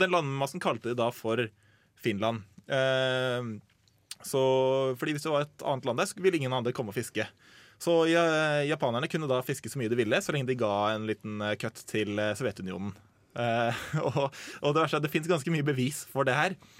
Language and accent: Norwegian; Asker, Akershus, Norway; i den gata som jeg vokste opp i, Eh, hjemme i Asker